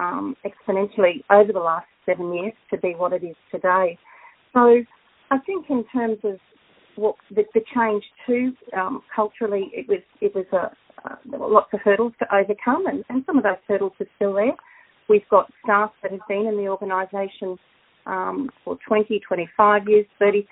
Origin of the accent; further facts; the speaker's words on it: Brisbane, Queensland, Australia; moved away as an adult; also born or lived in Crookwell; now in Crookwell area, Australia; I'm originally from Brisbane, but I have a lot of roots here in the local community